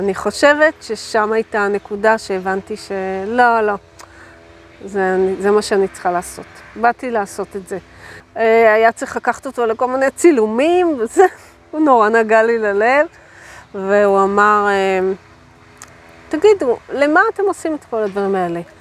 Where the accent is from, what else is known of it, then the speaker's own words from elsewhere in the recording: a kibbutz in the Beit She'an Valley, Northern District, Israel; אני גדלתי בקיבוץ בעמק בית שאן